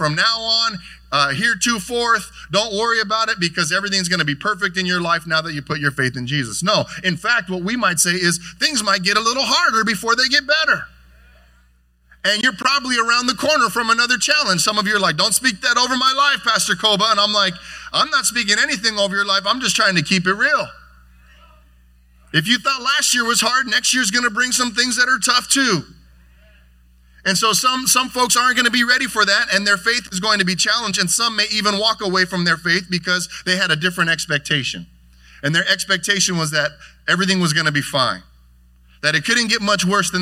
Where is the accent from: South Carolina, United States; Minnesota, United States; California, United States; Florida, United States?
California, United States; Carson; now in Lakewood, United States; We grew up here in Carson, and now we're Lakewood neighbors together